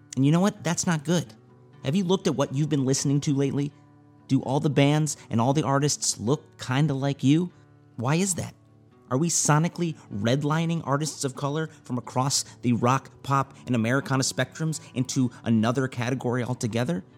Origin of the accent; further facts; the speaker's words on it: Lake Michigan shores, Midwest, United States; moved away as an adult; now in Los Angeles, United States; raised on the shores of Lake Michigan